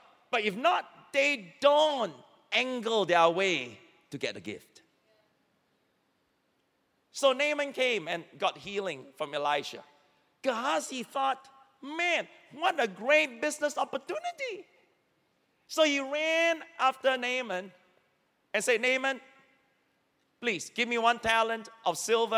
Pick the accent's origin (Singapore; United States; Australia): Singapore; as Singaporean, I can say it because I grew up here.